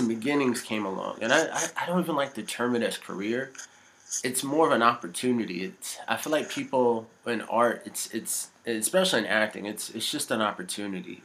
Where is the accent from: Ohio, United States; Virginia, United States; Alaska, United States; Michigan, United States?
Virginia, United States; Virginia Beach; moved away as an adult; also born or lived in Australia; now in New Zealand; my home, my hometown's Virginia Beach